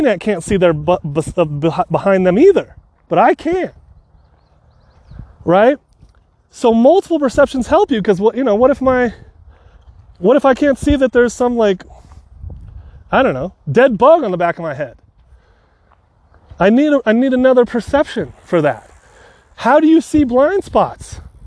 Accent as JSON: {"language": "English", "area": "San Francisco area", "region": "California", "country": "United States", "said": "I'm from California, San Francisco area. Technically a little bit south, east."}